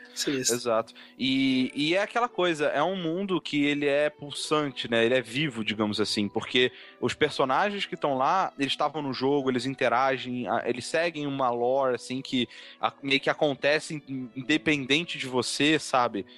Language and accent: Portuguese; Rio de Janeiro, Brazil; eu cresci no Rio